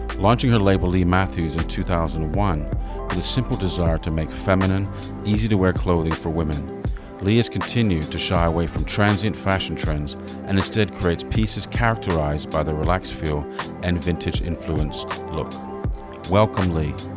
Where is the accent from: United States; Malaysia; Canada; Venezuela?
Canada; White Rock, British Columbia; moved away; also born or lived in England / Saskatchewan; born in England, grew up in Canada